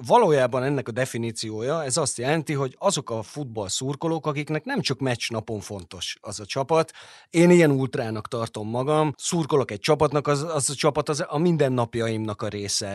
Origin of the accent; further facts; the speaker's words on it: Veszprém, Veszprém County, Hungary; Veszprémi vagyok